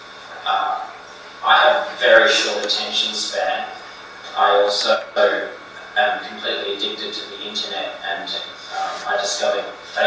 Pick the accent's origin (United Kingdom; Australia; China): Australia; rural Queensland; my hometown in rural country of Queensland